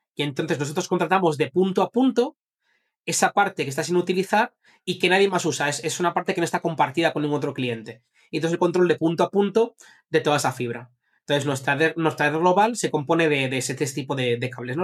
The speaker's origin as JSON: {"language": "Spanish", "town": "Zaragoza", "region": "Aragon", "country": "Spain", "also_born_or_lived": "Madrid", "moved": "yes", "said": "yo, vine de Zaragoza y vine a Madrid"}